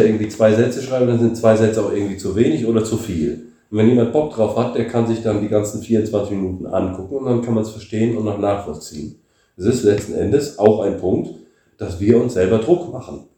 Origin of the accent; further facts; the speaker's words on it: Germany; moved away as an adult; now in Bulgaria; bin ich Deutscher